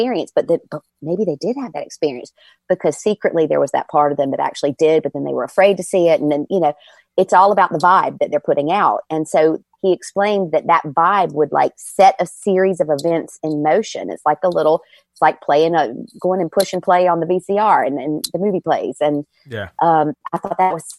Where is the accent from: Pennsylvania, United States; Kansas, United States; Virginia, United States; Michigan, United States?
Virginia, United States; moved away; I'm from Virginia and I love, when I go home, I go to Busch Gardens.